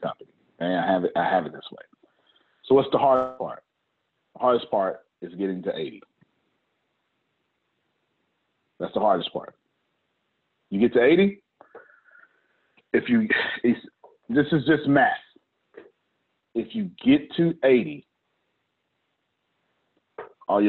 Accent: Texas, United States; I'm from Texas.

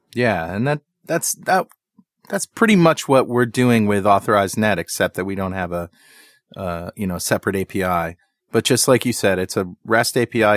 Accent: United States

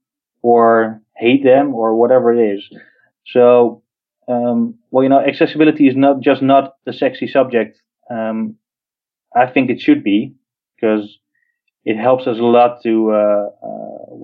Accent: Netherlands; I'm from the Netherlands

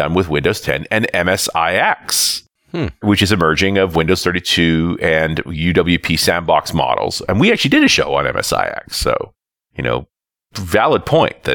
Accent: British Columbia, Canada; I am from British Columbia

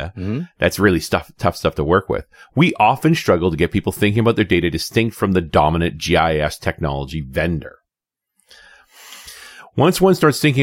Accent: British Columbia, Canada; I'm from British Columbia where we have mountains

